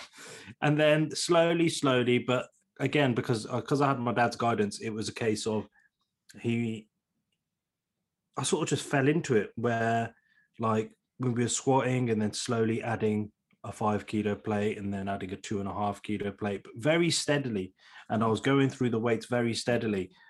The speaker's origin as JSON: {"language": "English", "town": "Leamington Spa", "region": "West Midlands", "country": "United Kingdom", "tie": "born or raised there", "said": "born and bred in Leamington Spa, still live in Leamington Spa"}